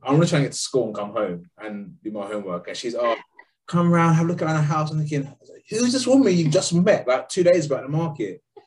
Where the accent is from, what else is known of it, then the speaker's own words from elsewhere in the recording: London, United Kingdom; I'm from London.